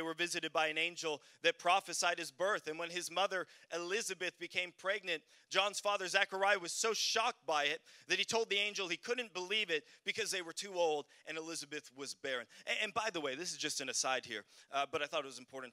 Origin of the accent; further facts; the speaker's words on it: Canada; moved away; also born or lived in Sweden; I'm from Canada